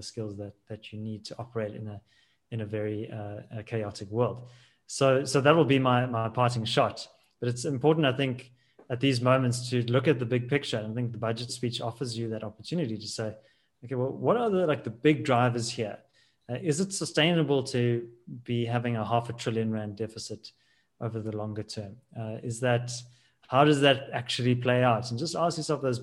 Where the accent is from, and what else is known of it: South Africa